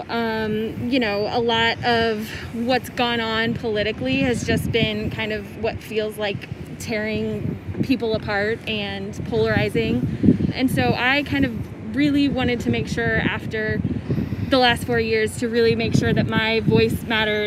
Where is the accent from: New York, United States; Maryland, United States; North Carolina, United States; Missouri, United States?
Missouri, United States; Raymore; also born or lived in Kansas City; I am from Kansas City. Grew up in Raymore.